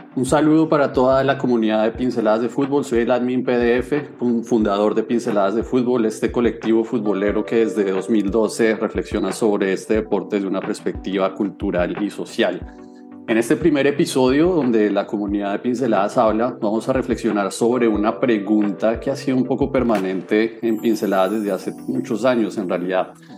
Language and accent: Spanish; Bogotá, Colombia; yo tengo 36 años y nací en Bogotá